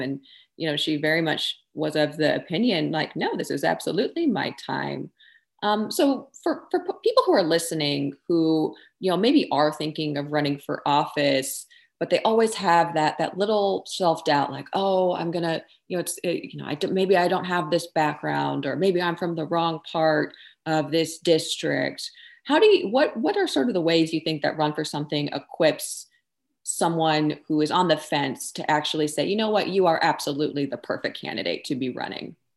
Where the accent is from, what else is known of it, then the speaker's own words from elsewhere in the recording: Texas, United States; being born and raised in Texas